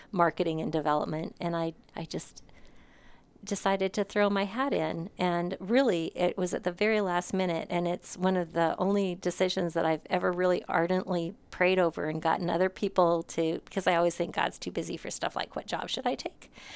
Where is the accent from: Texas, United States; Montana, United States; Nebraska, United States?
Montana, United States; moved away as an adult; also born or lived in Nevada, Missouri / Phoenix, Arizona; now in Hutchinson, United States; I was born and raised in Montana